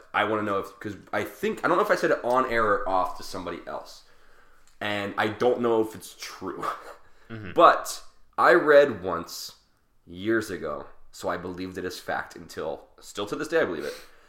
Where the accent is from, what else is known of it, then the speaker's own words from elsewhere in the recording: Philadelphia, Pennsylvania, United States; This is the curse of being a Philadelphian